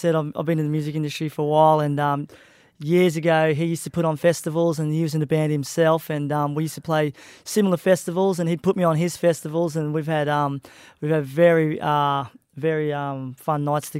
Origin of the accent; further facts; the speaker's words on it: Bundaberg, Queensland, Australia; moved away; also born or lived in Gold Coast; my hometown where I grew up and started playing music, you know, and I left years ago to pursue my music career